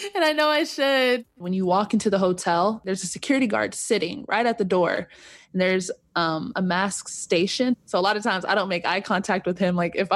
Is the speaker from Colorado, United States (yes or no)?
no; Corona, California, United States; I am from Corona, California.